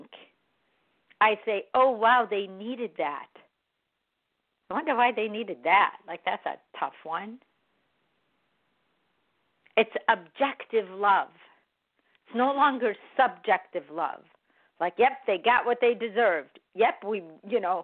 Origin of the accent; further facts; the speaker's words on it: Chicago, Illinois, United States; I was born in America, in Chicago